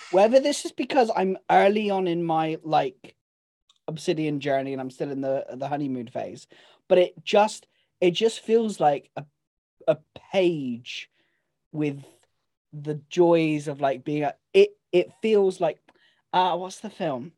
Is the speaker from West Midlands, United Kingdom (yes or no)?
no; Devon, South West England, United Kingdom; I am from Devon. I'm allowed to speak like